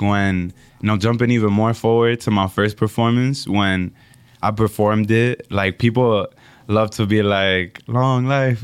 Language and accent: English; United States; also born or lived in Dominican Republic; I'm from Dominican Republic and I grew up here in America just with my mom